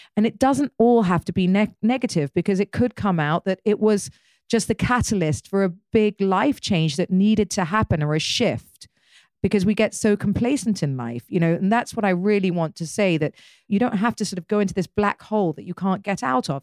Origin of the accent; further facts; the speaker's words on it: United Kingdom; I'm British